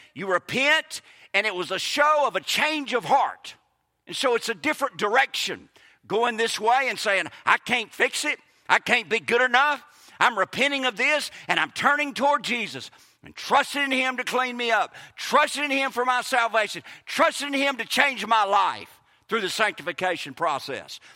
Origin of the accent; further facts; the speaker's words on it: Kosciusko, Mississippi, United States; moved away as an adult; also born or lived in Harrisburg / Clinton, Mississippi / Saint Petersburg, Florida; now in Lincoln County, Mississippi, United States; I was born in Harrisburg, raised in Kosciuszko, graduated from Clinton my last two high school, went to Mississippi College. I've been gone from Mississippi for over twenty years